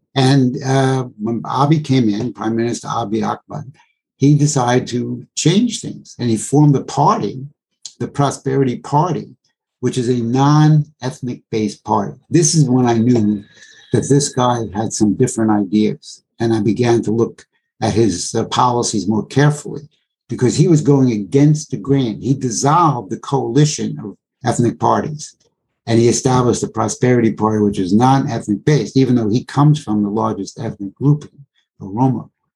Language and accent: English; United States; my country, the United States